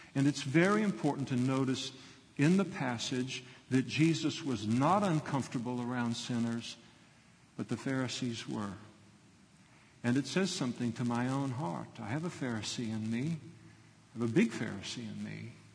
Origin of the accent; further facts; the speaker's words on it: United States; as American Christians